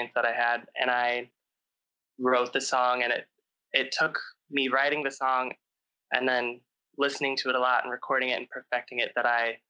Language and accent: English; St. Louis, Missouri, United States; moved away as an adult; also born or lived in Chicago; I grew up in St. Louis, Missouri, and then I moved to Chicago to start music school.